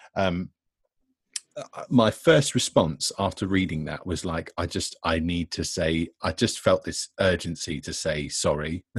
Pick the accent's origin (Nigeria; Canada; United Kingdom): United Kingdom; Devon, South West England; now in Bristol, United Kingdom; I'm from Devon